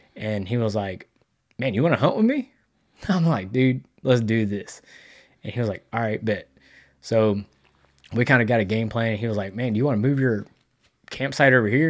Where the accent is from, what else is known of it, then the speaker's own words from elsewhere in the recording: Texas, United States; I'm from Texas